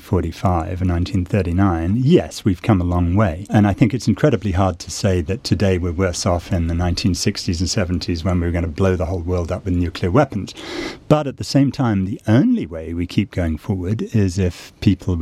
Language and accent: English; United States; I'm an American